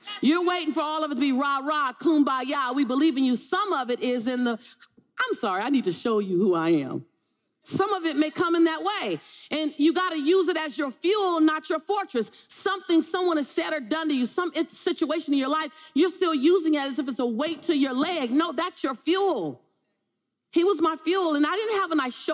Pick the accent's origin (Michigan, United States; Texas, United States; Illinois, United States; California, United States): California, United States; Los Angeles; I'm from South Central